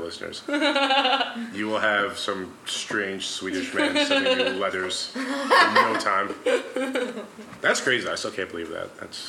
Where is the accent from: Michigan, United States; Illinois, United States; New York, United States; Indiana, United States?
New York, United States; Mount Vernon; I grew up in Mount Vernon, New York. It's like a 67% black city. But the area that I grew up in, it's like the section is called Fleetwood.